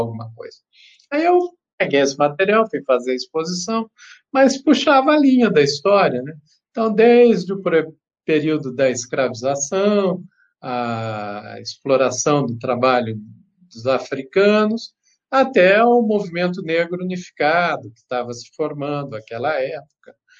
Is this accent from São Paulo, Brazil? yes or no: yes; Campinas, São Paulo, Brazil; Eu sou natural de Campinas